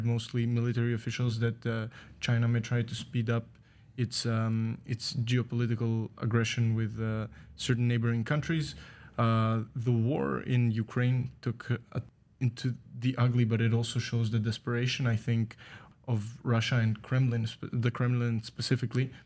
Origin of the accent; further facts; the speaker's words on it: Greece; moved away; I'm from Greece.